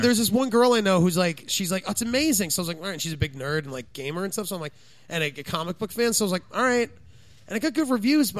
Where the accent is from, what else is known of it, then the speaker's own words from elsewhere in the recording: New Jersey, United States; I was from New Jersey.